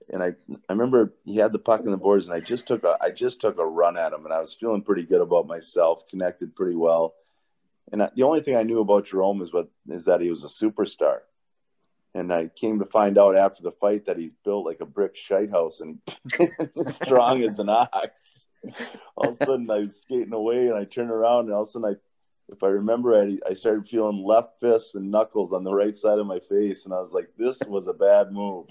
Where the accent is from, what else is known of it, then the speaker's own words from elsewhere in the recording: Rochester, Minnesota, United States; the Rochester Post Bulletin. And we only had three channels back then, back in my hometown.